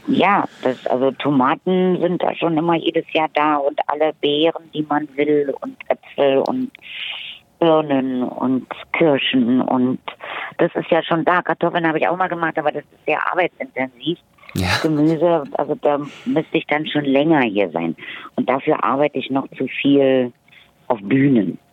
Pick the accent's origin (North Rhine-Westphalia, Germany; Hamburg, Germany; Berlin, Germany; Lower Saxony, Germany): Berlin, Germany; bin in Friedrichshain geboren, ich bin groß geworden zwischen Charlottenburg, Charlottenburg und, und Mitte